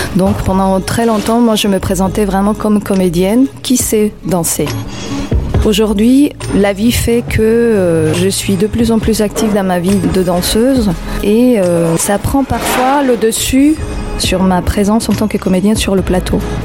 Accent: Mexico City, Mexico; French is a second language; moved away as an adult; now in Montreuil, France; quand j'étais petite à Mexico

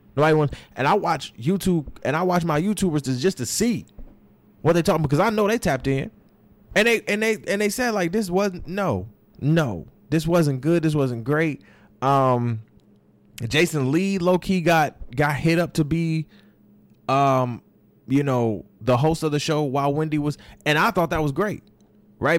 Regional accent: Florida, United States; moved away; I say I'm from Florida, right? No, my brother, born, raised, bred from Florida. You understand what I'm saying? Like, I was born a little bit raised

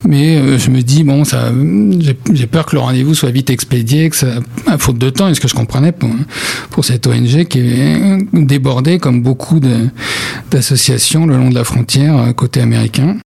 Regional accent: France; on est de France, hein, ça les étonne toujours qu'on euh, un journaliste français

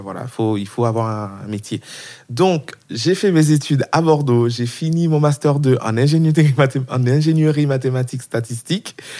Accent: Haiti; now in France; Je viens d'Haïti, d'un pays euh, pauvre, famille bon aisée, on va dire, mais quand même c'était compliqué pour ma mère de nous faire venir en France

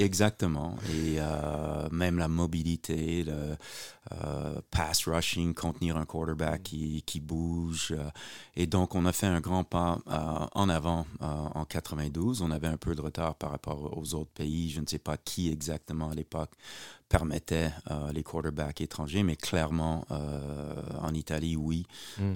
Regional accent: Montreal, Quebec, Canada; moved away as an adult; also born or lived in Ottawa / France; je suis né à Montréal en 1961

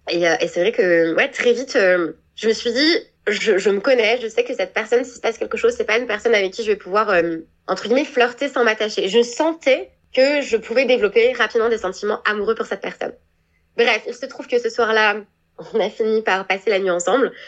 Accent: Annecy, Auvergne-Rhône-Alpes, France; first language French; moved away as an adult; also born or lived in Aix-les-Bains, Savoie; now in New Zealand; Je suis née en France. J'ai grandi dans les Alpes euh, en France, donc euh, j'ai grandi en Haute-Savoie puis en Savoie. Donc pour ceux qui connaissent, donc euh, j'ai grandi dans la magnifique ville d'Annecy

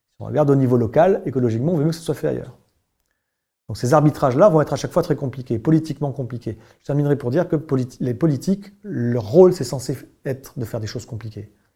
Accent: Bordeaux, Nouvelle-Aquitaine, France; je suis bordelais d'origine

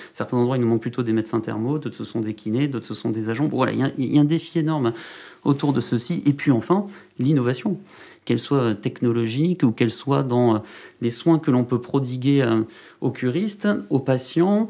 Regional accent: Saint-Paul-lès-Dax, Nouvelle-Aquitaine, France; Je suis originaire des Landes.

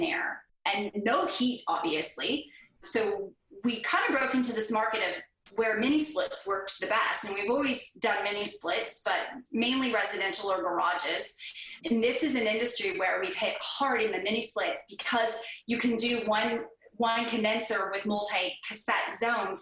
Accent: Northern California, United States; moved away as an adult; now in Oklahoma, United States; I grew up in Northern California

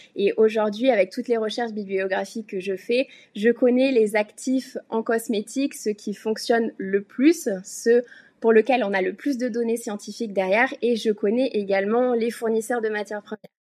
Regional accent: France; moved away as an adult; now in Hong Kong; j'ai quitté la France il y a quelques années

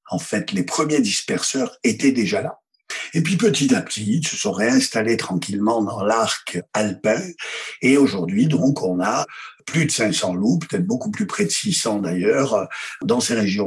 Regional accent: Provence-Alpes-Côte d'Azur, France; also born or lived in Isère; je suis fils d'assureur. C'est-à-dire que ça connaît dans mon bled des Hautes-Alpes. Mon père était assureur et toute mon enfance

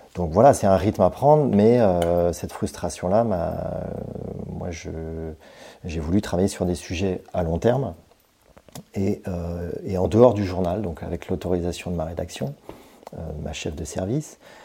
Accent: Brittany, France; moved away as an adult; also born or lived in Paris; quand je suis retour, revenu euh, en Bretagne, puisque je suis breton

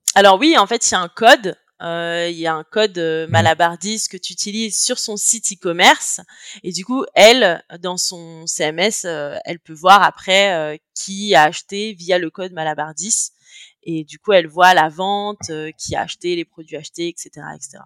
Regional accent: France; moved away as an adult; also born or lived in Chile / India / Canada; now in Barcelona, Spain; je suis née, j'ai grandi en France. aujourd'hui, j'habite à Barcelone, en Espagne

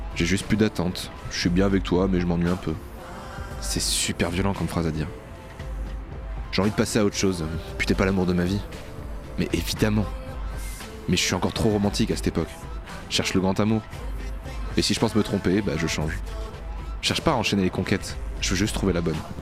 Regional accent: Bordeaux, Nouvelle-Aquitaine, France; je suis bordelais, je dis gavé

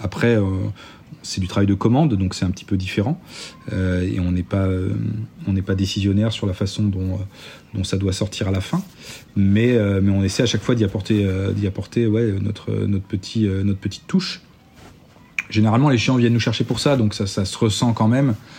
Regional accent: Nantes, Pays de la Loire, France; moi je suis nantais

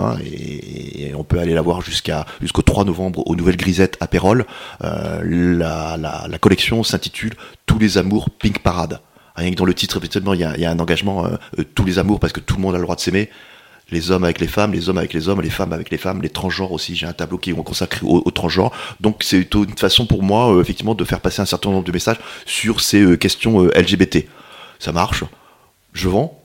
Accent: Paris, Île-de-France, France; moved away as an adult; now in Montpellier, France; je suis parisien, j'étais parisien

